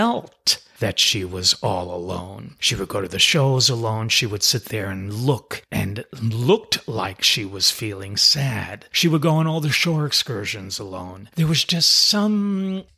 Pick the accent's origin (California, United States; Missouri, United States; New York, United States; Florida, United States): New York, United States; New York City; I'm originally from New York City